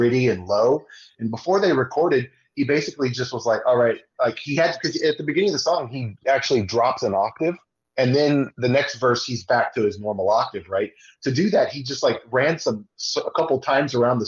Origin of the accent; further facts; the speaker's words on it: Austin, Texas, United States; I'm from Texas, so I was really able to pull from – some characters I know from Texas. I'm from Austin